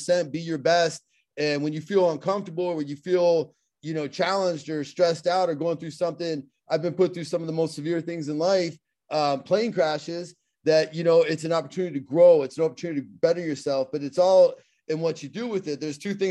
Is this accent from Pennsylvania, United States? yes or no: yes; Pittsburgh, Pennsylvania, United States; accent: Pittsburgh; I have my Pittsburgh accent